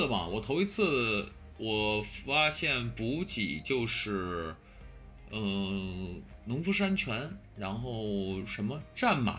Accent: Beijing, China; now in Hengdian, China; 北京是老家，北京已经是我的老家了啊。

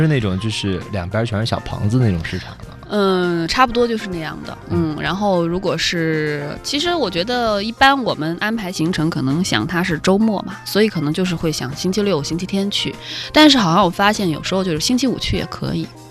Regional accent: China; 可能我们中国人就是总是会觉得

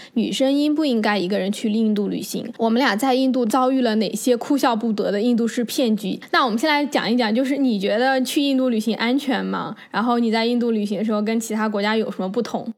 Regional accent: China; 我是从中国来的

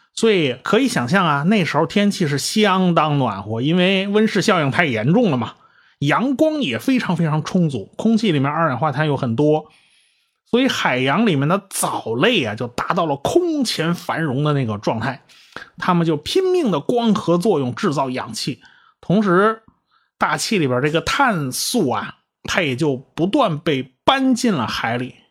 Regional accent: China; 我们中国人还是有一个更喜欢的名字

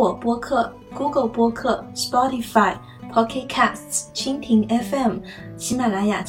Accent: Chengdu, Sichuan, China; now in Madrid, Spain; 来自四川成都，现在居住于西班牙的首都马德里。

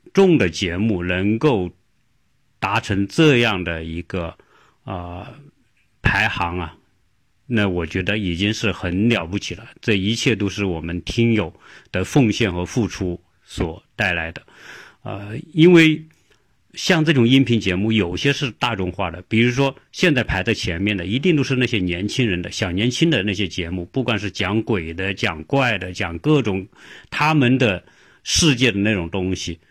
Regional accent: China; now in United States; 不像我们中国人喜欢往国外跑

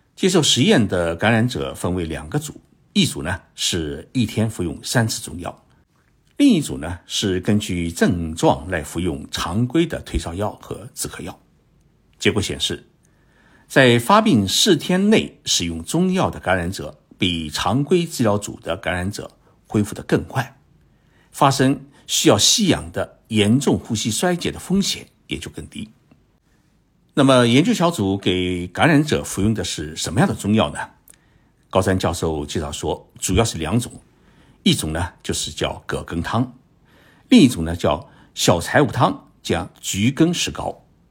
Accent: China; 我们中国人啊，没有理由做不到

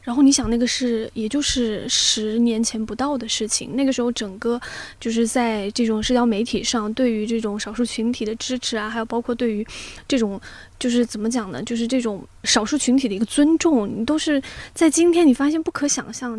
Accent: southern China, China; 就只有我是南方人，对不对？ 但是我是可以发出来二话音的

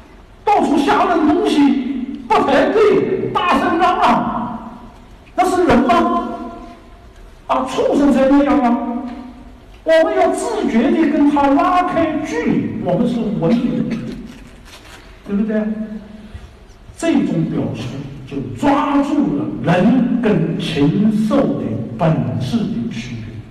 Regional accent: China; 我们中国人非常看重啊

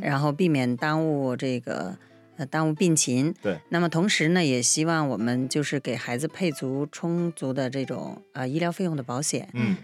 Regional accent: China; 在我们中国人的传统里面认为这是不吉利的事儿

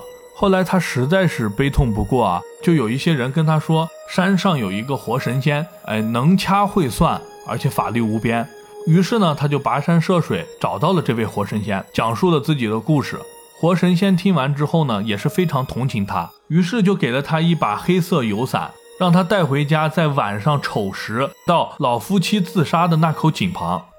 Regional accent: China; 伞最早是由我们中国人发明的，

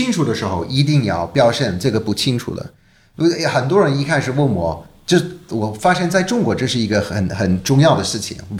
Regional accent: United Kingdom; Chinese is a second language; 我当然我是英国人嘛，我从小就知道泰坦尼克号

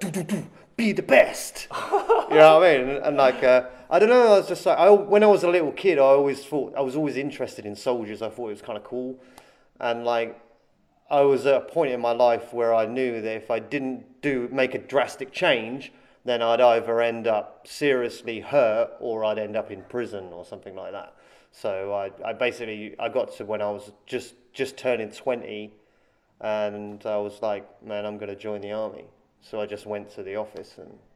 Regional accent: Andover, South East England, United Kingdom; moved away as an adult; now in China; my hometown is uh, it's a small town called Andover

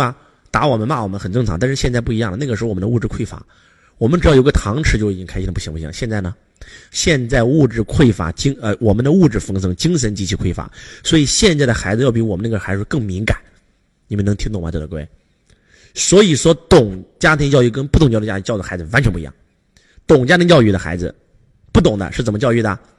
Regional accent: Henan, China; 是河南，河南叫中原，就一个字中，中庸之道，对吧？

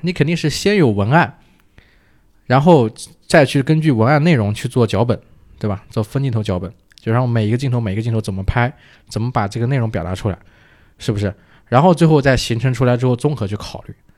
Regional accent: Hefei, Anhui, China; 我是合肥人

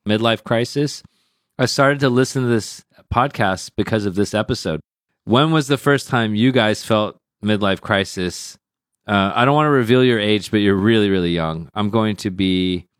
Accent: Sugar Land, Texas, United States; now in China; I'm from a place called Sugarland

